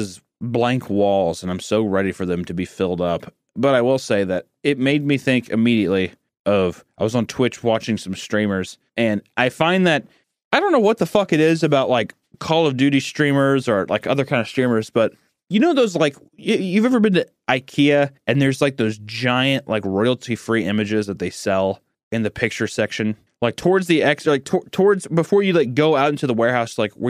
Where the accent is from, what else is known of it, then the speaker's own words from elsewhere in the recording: San Francisco, California, United States; I'm from San Francisco. It's really cool. Like, that's me. Like, that's my home.